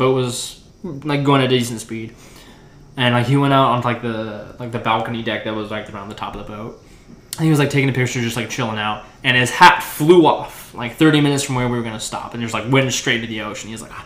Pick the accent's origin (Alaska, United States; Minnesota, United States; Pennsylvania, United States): Alaska, United States; now in Oklahoma, United States; growing up in Alaska